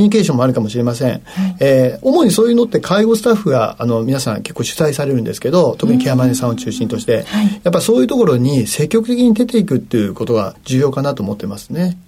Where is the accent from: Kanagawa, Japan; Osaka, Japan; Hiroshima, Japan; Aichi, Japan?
Aichi, Japan; Nagoya; moved away as an adult; 名古屋市緑区というところは、あの、私が開業したところですけれど、これは私の故郷なんです